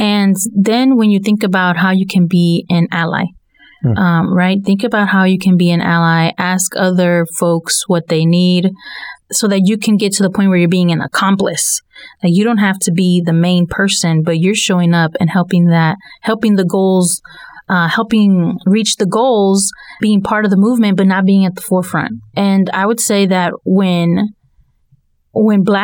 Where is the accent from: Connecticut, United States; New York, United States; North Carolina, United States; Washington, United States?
North Carolina, United States; Durham; growing up in Durham